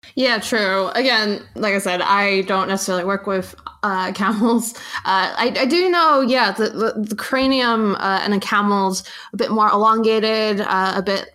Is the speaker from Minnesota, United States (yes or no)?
no; New York, United States; growing up in New York, uh, have I have I mentioned by the way that I'm from New York